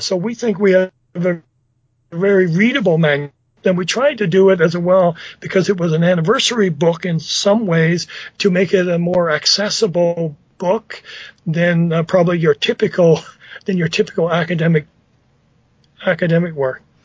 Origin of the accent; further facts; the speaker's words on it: Newfoundland and Labrador, Canada; I'm from Newfoundland